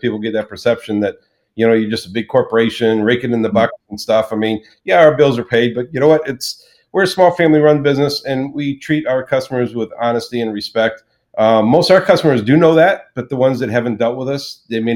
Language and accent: English; Florida, United States; also born or lived in Charleston, South Carolina; we decided to come to Florida, which is originally where I was raised.